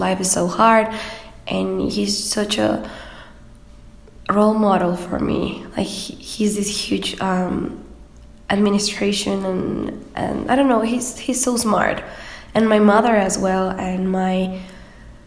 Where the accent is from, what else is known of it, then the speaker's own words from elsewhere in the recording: Cancún, Quintana Roo, Mexico; English is a second language; moved away as an adult; also born or lived in Vancouver, Canada / Puebla, Mexico; now in Mexico City, Mexico; I was born in Cancun, and then I moved to Puebla, and then right here in the Mexico City.